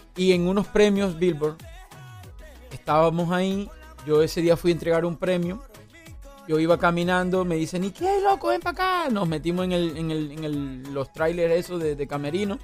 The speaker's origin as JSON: {"language": "Spanish", "town": "Urumita", "region": "La Guajira", "country": "Colombia", "said": "mi pueblo, en Urumita"}